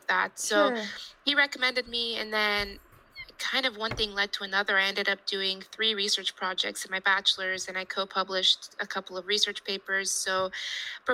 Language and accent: English; Houston, Texas, United States; I grew up in Houston, Texas